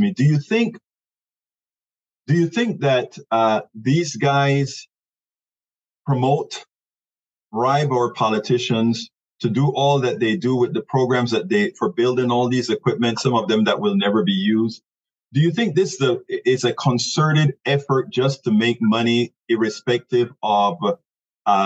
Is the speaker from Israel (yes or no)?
no; Panama; moved away; I'm originally from Central America, Panama, in fact.